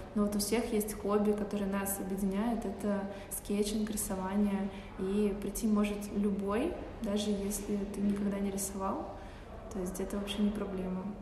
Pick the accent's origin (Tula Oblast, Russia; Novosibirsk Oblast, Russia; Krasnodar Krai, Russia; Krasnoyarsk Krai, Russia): Novosibirsk Oblast, Russia; Novosibirsk; moved away as an adult; also born or lived in Chukotka / Saint Petersburg; now in Moscow, Russia; Я долгое время жила в Новосибирске, но родилась я не там. Я родилась на Чукотке